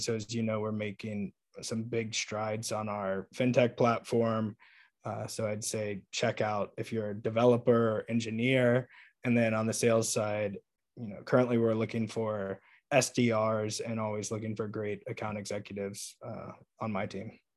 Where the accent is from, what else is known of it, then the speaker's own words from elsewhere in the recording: Atlanta, Georgia, United States; moved away; I'm from Atlanta